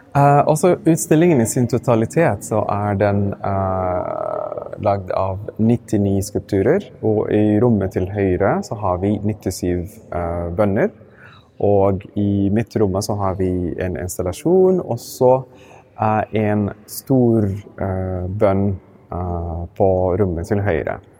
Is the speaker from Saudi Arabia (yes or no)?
yes; Mecca, Makkah Province, Saudi Arabia; also born or lived in Sudan; now in Norway; jeg vokste opp i Mekka